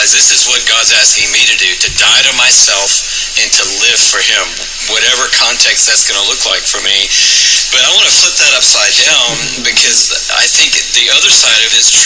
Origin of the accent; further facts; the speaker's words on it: Atlanta, Georgia, United States; that allowed me to grow up in Atlanta.